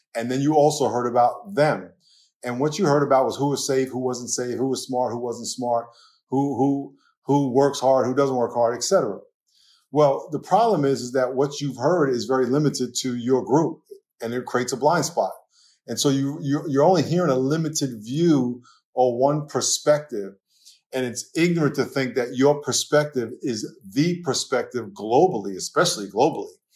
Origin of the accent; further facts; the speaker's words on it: New York, United States; accent: New York; moved away as an adult; now in California, United States; I grew up in New York